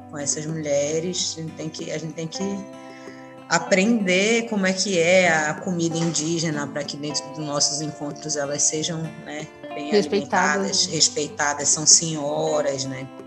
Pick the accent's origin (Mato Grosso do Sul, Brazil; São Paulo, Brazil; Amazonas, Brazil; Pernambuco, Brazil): Amazonas, Brazil; Manaus; Eu sou de Manaus, nascida em Manaus